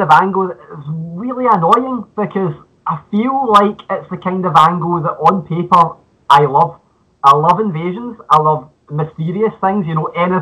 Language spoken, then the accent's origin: English; Scotland, United Kingdom; accent: Scottish (implied); you can tell from my accent